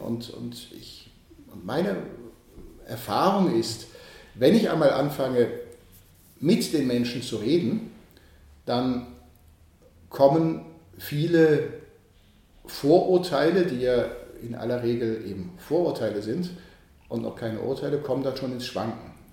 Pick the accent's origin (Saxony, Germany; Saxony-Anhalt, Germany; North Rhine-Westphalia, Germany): North Rhine-Westphalia, Germany; Archdiocese of Cologne; moved away as an adult; also born or lived in Bonn; now in Vienna, Austria; ich werde wieder zurückgehen in die Diözese Köln, in meine Heimat, ins Rheinland